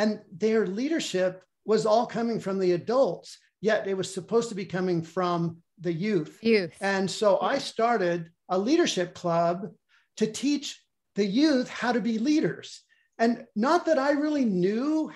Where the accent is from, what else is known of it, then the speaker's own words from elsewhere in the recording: Bend, Oregon, United States; I grew up in Bend, Oregon